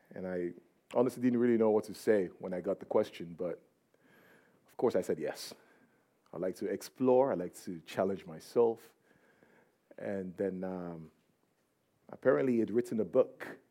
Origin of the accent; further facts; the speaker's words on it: Nigeria; I'm from Nigeria